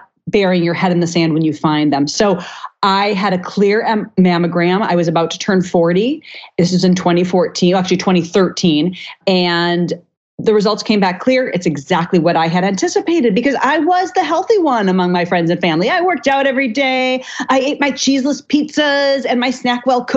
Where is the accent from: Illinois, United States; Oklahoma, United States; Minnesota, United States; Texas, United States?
Minnesota, United States; I grew up in Minnesota eating every part of the cow there was